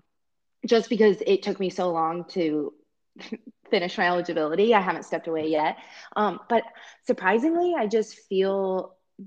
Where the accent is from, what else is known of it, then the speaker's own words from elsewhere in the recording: Iowa, United States; also born or lived in Ames, Iowa; I've been in Ames for a long time and I grew up in Iowa